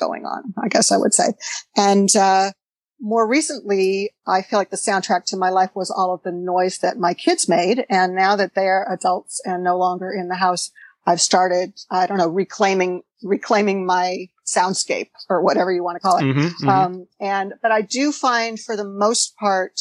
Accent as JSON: {"language": "English", "town": "Los Angeles", "region": "California", "country": "United States", "tie": "born or raised there", "also_born_or_lived": "San Francisco", "moved": "as an adult", "lives_now": "Berkeley, United States", "said": "I was born in Los Angeles, actually, and moved to San Francisco in the early 80s"}